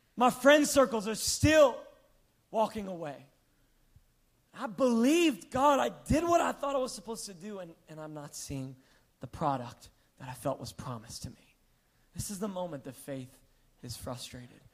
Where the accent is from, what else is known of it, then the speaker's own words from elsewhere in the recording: New York, United States; growing up on New York